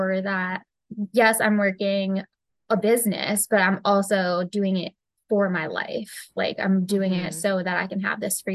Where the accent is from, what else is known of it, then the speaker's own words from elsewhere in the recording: United States; me being from the US, I say I'm from the US